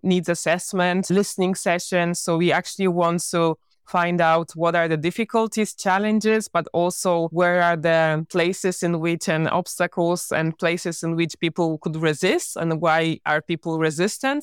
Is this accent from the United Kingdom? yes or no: no; Poland; I was born in Poland.